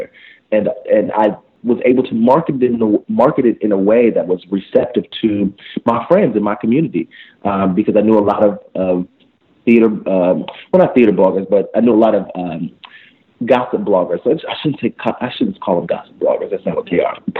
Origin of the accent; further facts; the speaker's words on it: Indiana, United States; I'm from Indiana, and I was the only black male musical theater major in my class